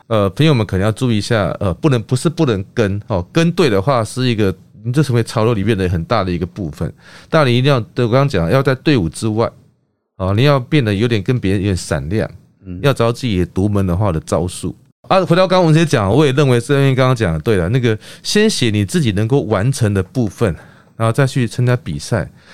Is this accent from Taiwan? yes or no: yes; Kinmen, Fujian Province, Taiwan; 我小时候住在木，住在，呃，金门